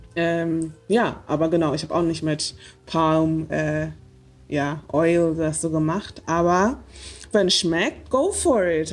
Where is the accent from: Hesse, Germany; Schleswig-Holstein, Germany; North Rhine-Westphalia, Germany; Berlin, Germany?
Berlin, Germany; ich bin Berlinerin